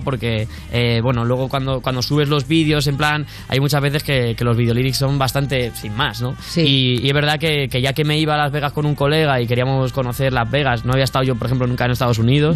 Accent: Spain; somos de España

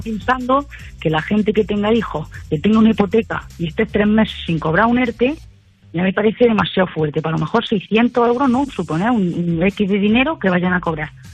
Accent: Jaén, Andalusia, Spain; also born or lived in Madrid; now in Navarre, Spain; yo soy de Jaén, estaba en Madrid y ahora estoy en Navarra.

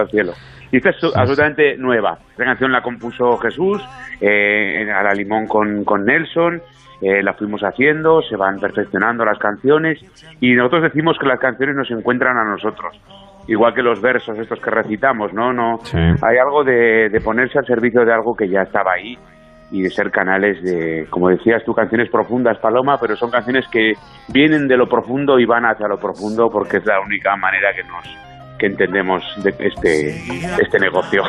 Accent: Zaragoza, Aragon, Spain; also born or lived in Madrid; yo que soy de Zaragoza

